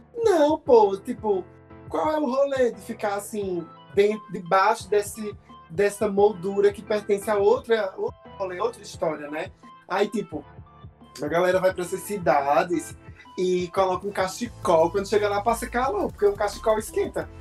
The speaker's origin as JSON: {"language": "Portuguese", "town": "Taquaritinga do Norte", "region": "Pernambuco", "country": "Brazil", "tie": "born or raised there", "lives_now": "Santa Cruz do Capibaribe, Brazil", "said": "eu moro em Santa Cruz, mas eu me criei a vida toda em Pão de ah. Açúcar, é. distrito de Taquaritinga"}